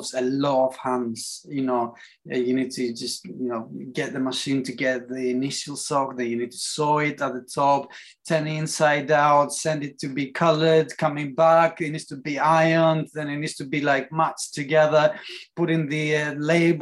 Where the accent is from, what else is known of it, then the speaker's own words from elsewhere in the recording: Athens, Attica, Greece; English is a second language; moved away as an adult; also born or lived in Manchester, England; now in England; I grew up in Greece, in Athens, as a kid. And then when I was about 21, I decided to come to England.